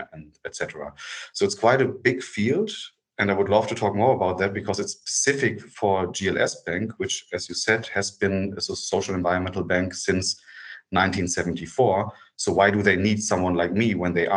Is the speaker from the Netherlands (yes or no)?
no; Germany; get back to Germany because I have two kids and I wanted to have them closer to me